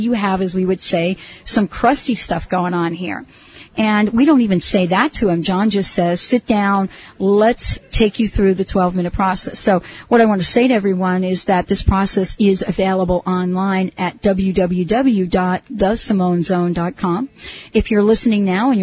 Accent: New Jersey, United States; also born or lived in New York; I'm from New Jersey, you know, and so actually New York, New Jersey

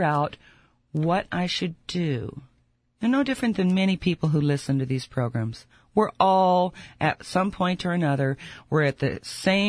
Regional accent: United States; I'm an American

